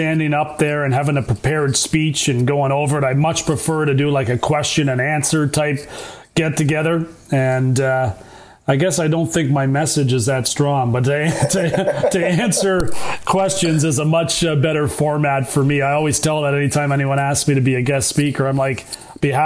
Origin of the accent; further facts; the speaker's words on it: between Brantford and Toronto, Ontario, Canada; my hometown in between Brantford and Toronto